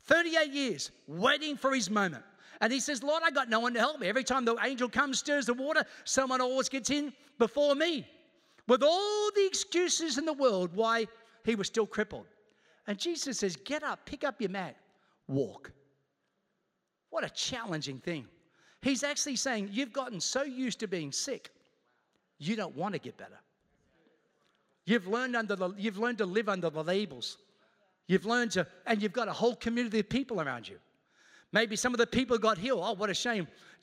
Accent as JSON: {"language": "English", "country": "Australia", "tie": "born or raised there", "also_born_or_lived": "Queens, New York, United States", "said": "I was born in Queens, New York, moved to Australia when I was 8 years old. The moment I moved to Australia, I said, I'm coming back."}